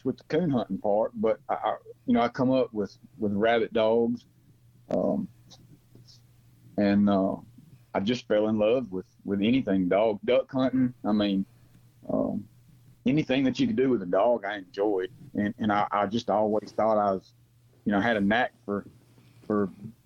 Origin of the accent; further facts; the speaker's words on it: Pontotoc, Mississippi, United States; also born or lived in Memphis, Tennessee; now in Byhalia, United States; I'm actually from Pontotoc, Mississippi, which I was born about 15, 20 minutes from Mr. Wimp Aaron